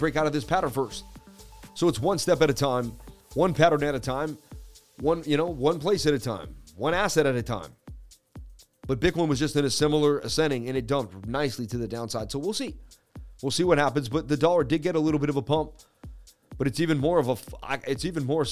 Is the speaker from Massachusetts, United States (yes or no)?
yes; Boston, Massachusetts, United States; I'm from Boston, baby. Representing Mass, United States.